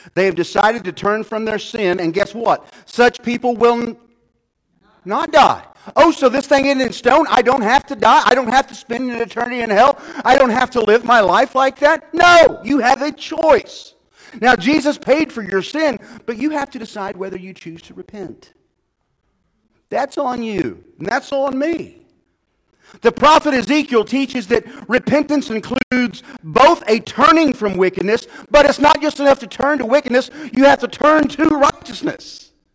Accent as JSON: {"language": "English", "town": "Odin", "region": "Illinois", "country": "United States", "tie": "born or raised there", "also_born_or_lived": "Louisiana", "moved": "as an adult", "said": "we were raised in Marion County, okay, in a little town called Odin"}